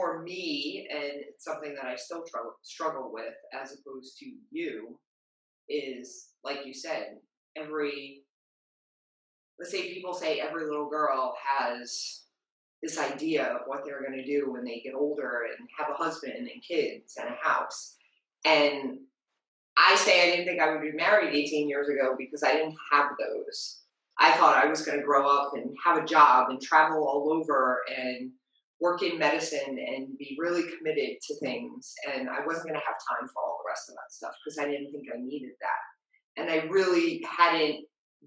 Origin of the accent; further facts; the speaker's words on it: New York City, New York, United States; moved away as an adult; also born or lived in Pennsylvania / Staten Island, New York / New Jersey; now in Allentown, United States; I grew up in Brooklyn, New York.